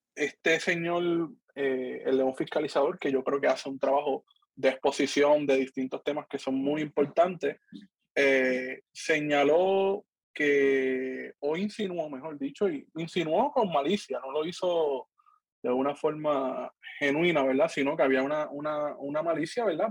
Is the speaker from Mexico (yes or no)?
no; Cabo Rojo, Puerto Rico; soy de Cabo Rojo